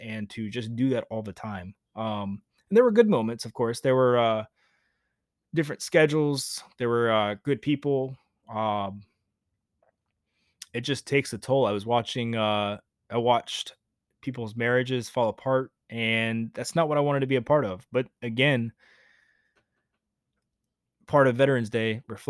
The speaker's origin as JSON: {"language": "English", "region": "Georgia", "country": "United States", "tie": "born or raised there", "moved": "as an adult", "said": "I left my home state of Georgia to go to Navy boot camp"}